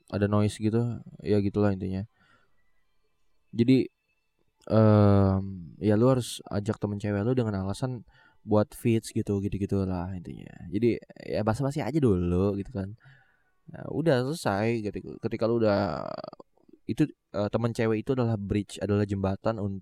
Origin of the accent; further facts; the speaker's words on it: Tangerang, Banten, Indonesia; gua itu ada di dalam komunitas potret Tangerang kalau nggak salah iya potret Tangerang karena gue orang Tangerang gitu